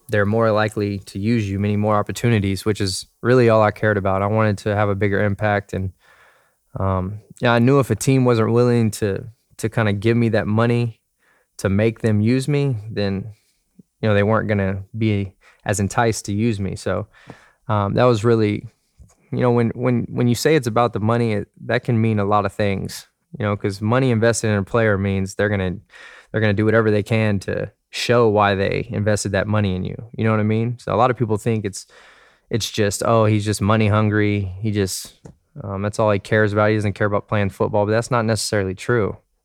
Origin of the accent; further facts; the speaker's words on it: Dallas, Texas, United States; I was from Dallas.